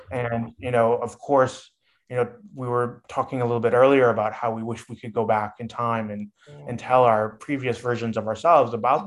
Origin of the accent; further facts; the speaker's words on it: Midwest, United States; moved away; also born or lived in California; I was raised in the Midwest and sort of that Midwestern mentality